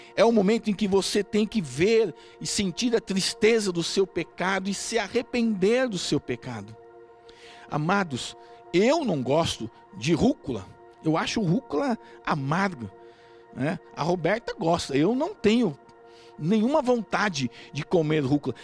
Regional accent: Brazil; Nós somos um povo diferente, nós somos brasileiros

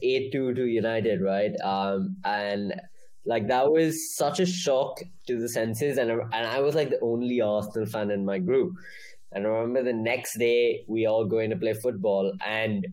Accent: India; I'm from India

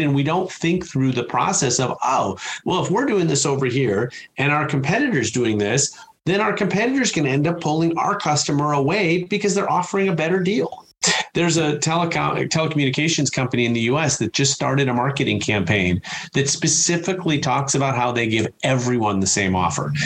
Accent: Chicago, Illinois, United States; I'm from Chicago

